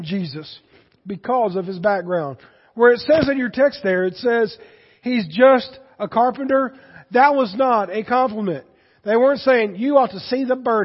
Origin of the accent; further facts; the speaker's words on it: Boiling Springs, United States; born or raised there; moved away as an adult